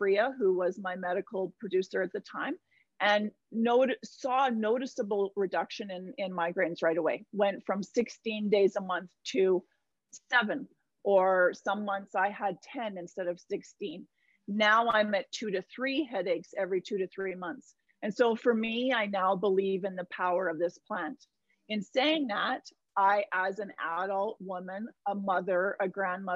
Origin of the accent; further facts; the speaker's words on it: Vancouver Island, British Columbia, Canada; now in Alberta, Canada; I grew up on Vancouver Island